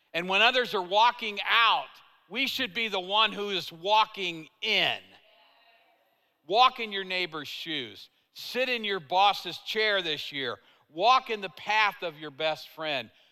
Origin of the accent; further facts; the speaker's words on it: Tulsa, Oklahoma, United States; I'm from Tulsa